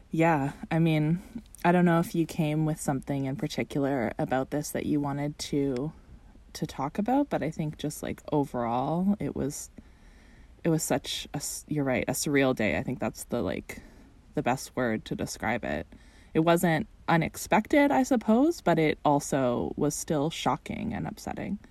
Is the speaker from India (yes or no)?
no; Canada; being a Canadian watching this from across the border